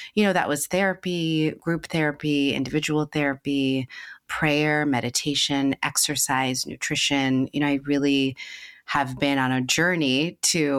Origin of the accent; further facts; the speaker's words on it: New York City, New York, United States; I grew up in the Bronx, New York